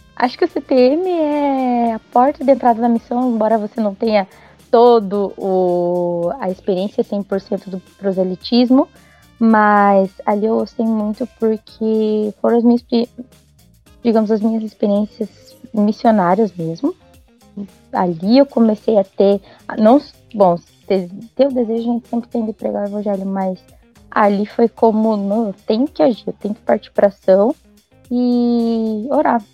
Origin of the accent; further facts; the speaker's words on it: South Region, Brazil; eu sou do Brasil, mas é que eu moro mais ao sul